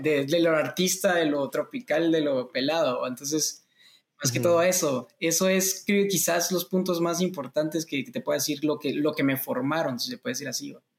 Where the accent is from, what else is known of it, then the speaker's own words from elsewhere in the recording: Guatemala; soy cantautor guatemalteco